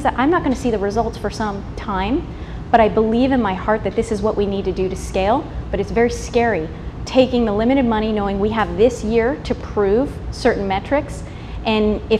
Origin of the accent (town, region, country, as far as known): United States